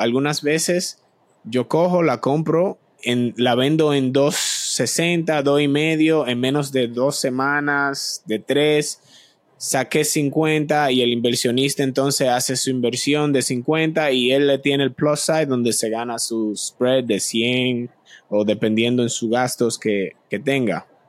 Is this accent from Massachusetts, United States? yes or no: yes; Boston, Massachusetts, United States; also born or lived in Dominican Republic; soy de Boston, Massachusetts, origen dominicano, de República Dominicana. Vivo en el norte, en Boston, hace ya, bueno, muchos años. Estoy aquí desde los siete años